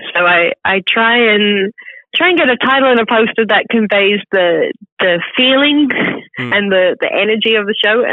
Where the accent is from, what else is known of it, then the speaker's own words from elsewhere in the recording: Western Australia, Australia; accent: Australian; now in London, United Kingdom; I can't do an R sound in the middle of the word because I'm from Western Australia.